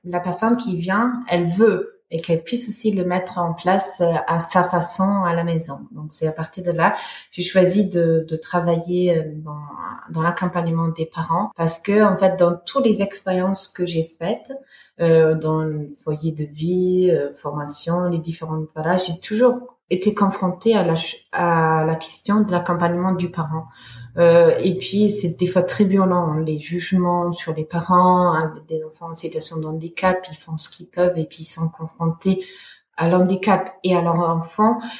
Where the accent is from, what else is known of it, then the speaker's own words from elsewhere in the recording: Germany; French is a second language; moved away as an adult; now in Montpellier, France; je suis née en Allemagne et ben, jusqu'à mes 20 ans, j'ai j'ai grandi en Allemagne